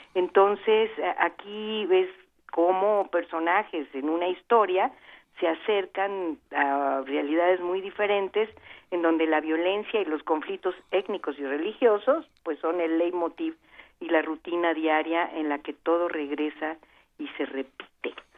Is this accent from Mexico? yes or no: yes; Veracruz, Mexico; Veracruz, que es mi tierra